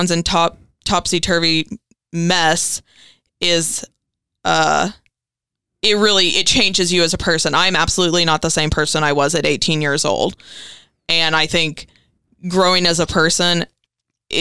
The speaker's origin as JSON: {"language": "English", "town": "Greenville", "region": "Kentucky", "country": "United States", "tie": "born or raised there", "also_born_or_lived": "Bremen, Kentucky", "said": "I grew up in Greenville, Kentucky, which is also in Muhlenberg County."}